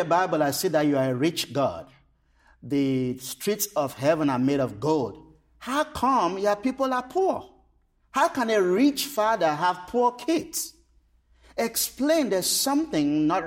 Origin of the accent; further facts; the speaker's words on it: Cameroon; I was born and raised in Cameroon